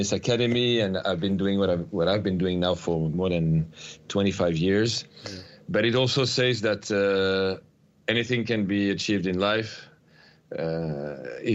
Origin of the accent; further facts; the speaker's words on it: Paris, Île-de-France, France; I'm from Paris, so I was living in the suburbs of Paris.